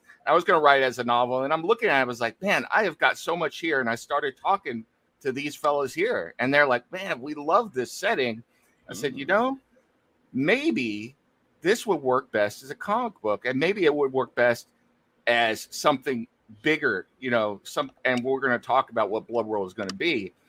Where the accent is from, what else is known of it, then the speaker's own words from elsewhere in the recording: Riverside, California, United States; I live in Riverside, California. And that symbol is the symbol of my hometown of Riverside, California.